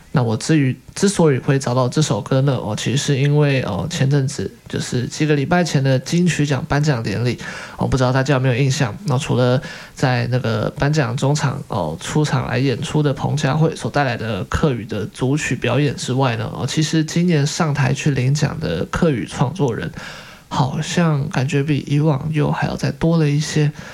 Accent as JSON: {"language": "Chinese", "country": "Taiwan", "tie": "born or raised there", "said": "我们身在台湾"}